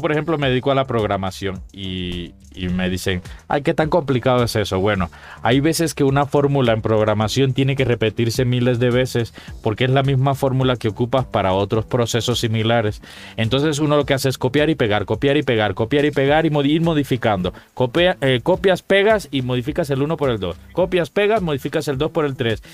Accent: Cuba; moved away; En mi tierra, en mi país, Cuba

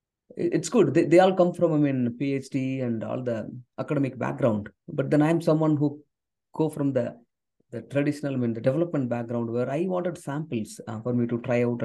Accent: South India, India; first language Tamil; English is a second language; I come from a background where English is not my first language. Tamil, which is my native language. I come from southern part of India

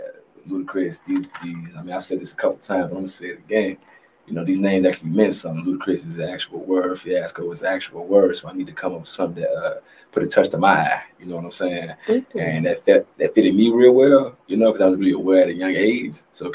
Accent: Bellwood, Illinois, United States; also born or lived in Maywood / Joliet / Atlanta / Michigan; Yeah, I'm not really necessarily born and raised. I was born in Maywood, you know, raised in Bellwood, Joliet, you know, just everywhere.

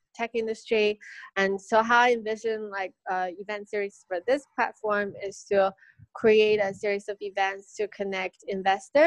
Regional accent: Beijing, China; also born or lived in United States; I'm from Beijing.

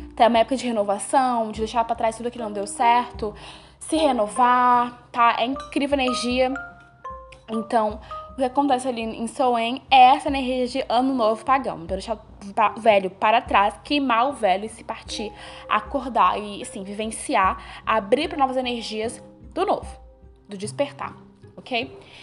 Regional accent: Bahia, Brazil; eu sou da Bahia

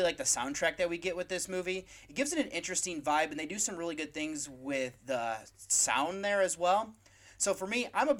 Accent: United States; I'm from the United States

